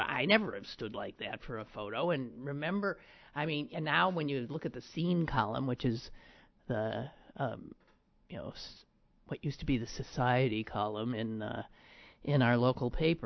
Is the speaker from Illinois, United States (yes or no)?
no; Pennsylvania, United States; born or raised there